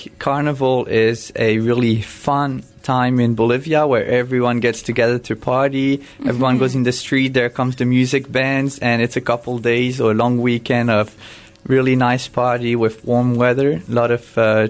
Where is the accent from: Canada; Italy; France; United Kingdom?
France; also born or lived in Cameroon; I was born in Cameroon. I lived there just for 1 year. I don't have any memories. That's where I was born due to medical reasons. It's a harsh climate over there. Mm. My parents decided to move back to France